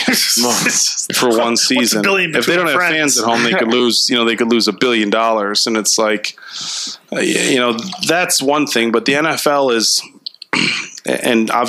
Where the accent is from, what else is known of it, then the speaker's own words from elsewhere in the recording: Little Chute, Wisconsin, United States; I grew up in Little Chute